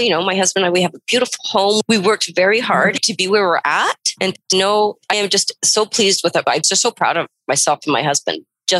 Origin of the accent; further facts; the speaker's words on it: Prince Rupert, British Columbia, Canada; moved away as an adult; I've been in this valley for just over 20 years. I grew up in Prince Rupert, which is quite similar to this community, which you know, Prince Rupert's always home.